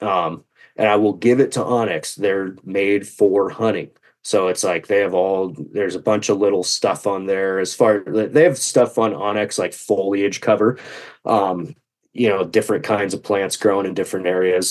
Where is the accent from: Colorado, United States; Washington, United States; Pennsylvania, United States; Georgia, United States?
Washington, United States; I'm from Washington State, up in the northwest corner